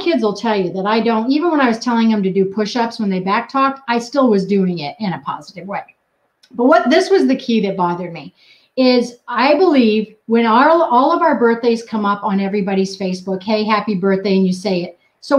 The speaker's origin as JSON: {"language": "English", "region": "New England", "country": "United States", "tie": "born there", "said": "I was born in New England and I cuss like a sailor."}